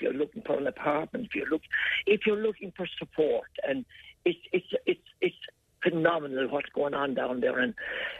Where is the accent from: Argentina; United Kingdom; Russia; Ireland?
Ireland; Tipperary, Munster; now in New York, United States; we're from Tipperary. I'm very proud, a very proud Shronal man from outside Tipperary town.